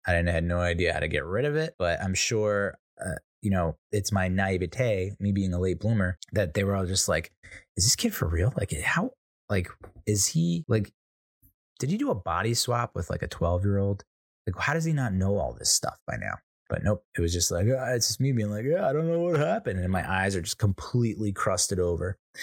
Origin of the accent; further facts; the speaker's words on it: United States; I'm an Irish, Italian, American